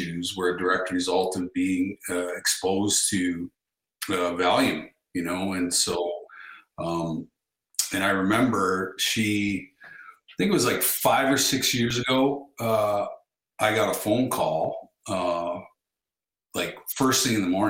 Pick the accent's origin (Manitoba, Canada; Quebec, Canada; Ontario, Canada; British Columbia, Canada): Manitoba, Canada; Russell; moved away; my hometown of Russell, Manitoba